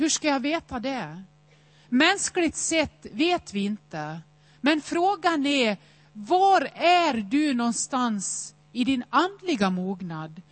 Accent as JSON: {"language": "Swedish", "town": "Nås", "region": "Dalarna County", "country": "Sweden", "tie": "born or raised there", "said": "Jag är uppväxt i Nås i Västerdalarna"}